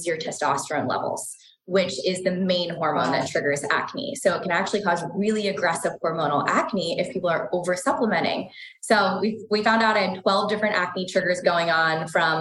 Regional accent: East Coast, United States; moved away; I'm from the East Coast originally and just grew up in a very traditional household

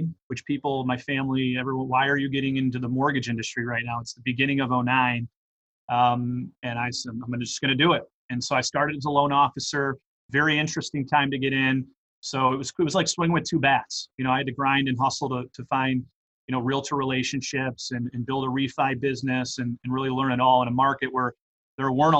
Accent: Detroit, Michigan, United States; I grew up in Metro Detroit

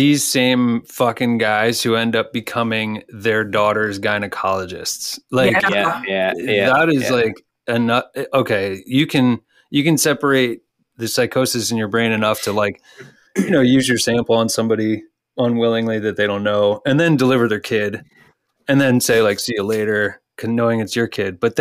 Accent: Texas, United States; I was born in Texas

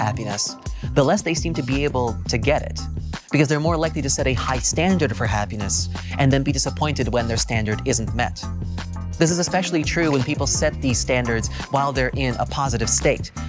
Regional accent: California, United States; my home state of California

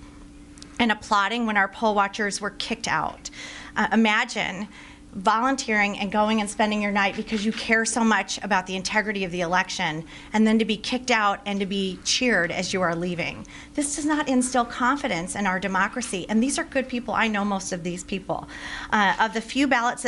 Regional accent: Michigan, United States; Michigan is my home state

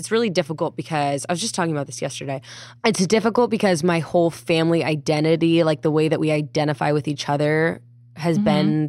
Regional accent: California, United States; I was born in California.

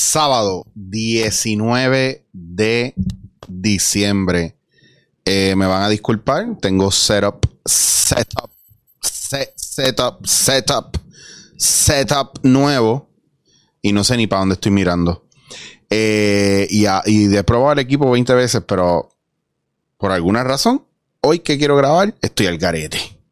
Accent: Puerto Rico; yo soy puertorriqueño

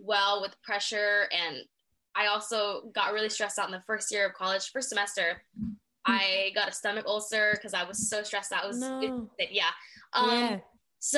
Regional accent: near San Bernardino County, Southern California, United States; I am from SoCal near San Bernardino County

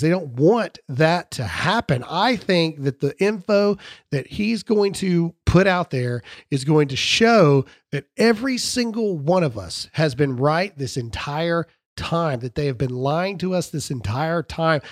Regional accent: the South, United States; I am from the South

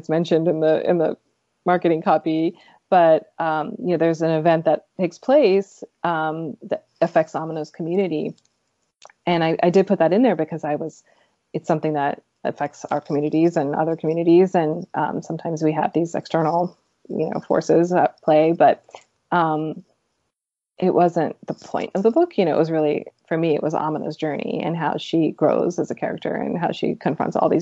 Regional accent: United States; I'm a Pakistani American

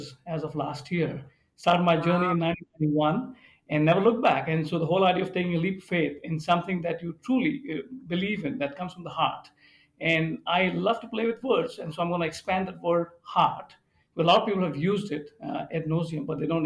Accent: India; now in Birmingham, Michigan, United States; I grew up in India, and being an Indian

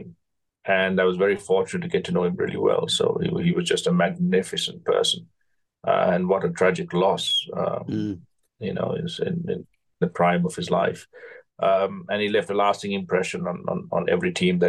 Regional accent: Kandy, Central Province, Sri Lanka; I was brought up in Kandy, which had green wickets, which was raining all the time

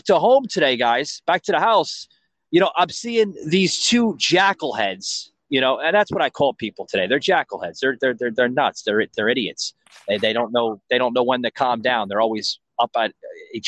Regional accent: New York, Northeast, United States; now in Florida, United States; I'm from, you know, the Northeast. I'm from New York, New Jersey area.

